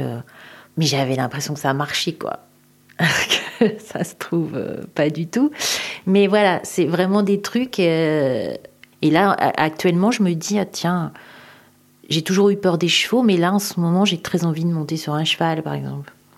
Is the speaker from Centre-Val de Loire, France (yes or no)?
yes; Tours, Centre-Val de Loire, France; J'habite à Tours. Je suis originaire de Tours.